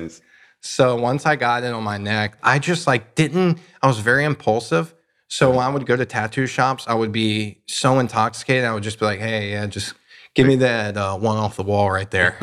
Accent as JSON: {"language": "English", "region": "North Carolina", "country": "United States", "said": "I'm from North Carolina"}